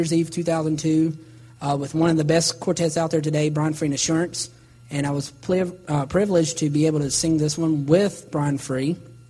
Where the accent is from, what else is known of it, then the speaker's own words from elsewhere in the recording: Salisbury, North Carolina, United States; my hometown church, Gospel Light Baptist Church in Salisbury, North Carolina